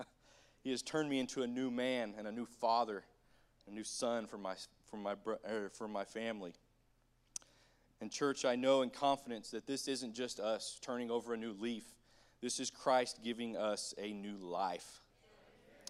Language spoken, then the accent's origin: English; Bartlesville, Oklahoma, United States; I grew up in Bartlesville, Oklahoma, just a couple miles down the way here